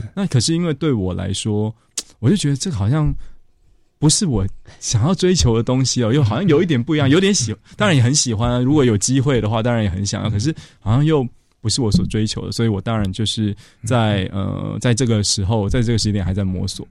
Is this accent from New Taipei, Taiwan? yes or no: yes; Tucheng, New Taipei, Taiwan; 我小时候住在土城的山上